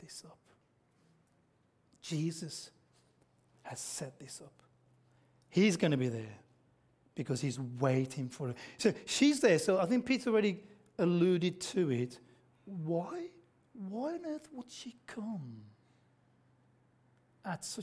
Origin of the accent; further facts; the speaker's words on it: Australia; accent: Aussie; When I speak, it's obvious I'm an Aussie